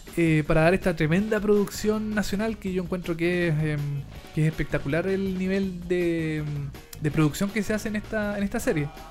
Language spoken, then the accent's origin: Spanish; Chile; yo soy chileno